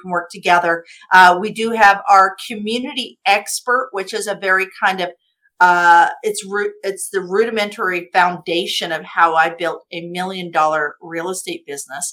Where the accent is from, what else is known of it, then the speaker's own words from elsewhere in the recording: Kansas, United States; moved away; I came from Kansas from a trailer park. I came from a trailer park with no high school education